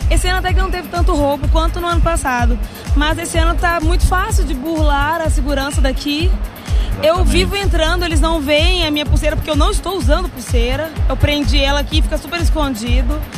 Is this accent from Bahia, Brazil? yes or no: no; Belo Horizonte, Minas Gerais, Brazil; se Belo eu... Horizonte.